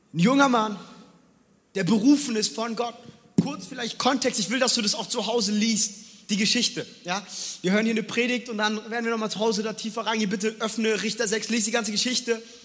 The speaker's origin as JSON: {"language": "German", "town": "Frankfurt", "region": "Hesse", "country": "Germany", "tie": "born or raised there", "also_born_or_lived": "New York City", "moved": "as an adult", "lives_now": "Stuttgart, Germany", "said": "ich bin in Frankfurt groß geworden. Frankfurt ist nicht NYC, aber Frankfurt ist Straße."}